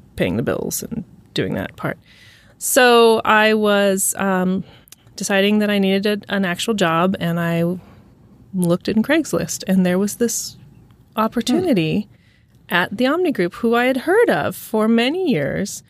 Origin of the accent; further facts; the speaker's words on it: Santa Rosa, California, United States; I grew up in Santa Rosa, California